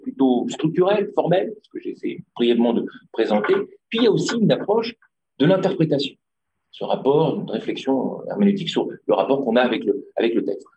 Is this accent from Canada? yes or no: no; Tunisia; je suis tunisien aussi